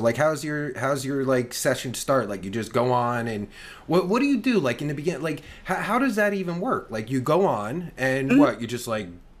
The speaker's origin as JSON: {"language": "English", "region": "New Jersey", "country": "United States", "moved": "yes", "said": "I'm originally from Jersey"}